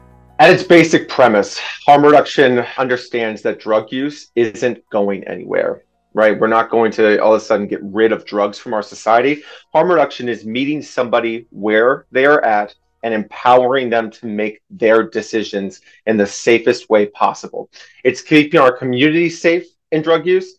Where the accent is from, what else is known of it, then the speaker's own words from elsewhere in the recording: Grand Rapids, Minnesota, United States; as well as a 988 suicide de-escalator in my hometown of Grand Rapids, Minnesota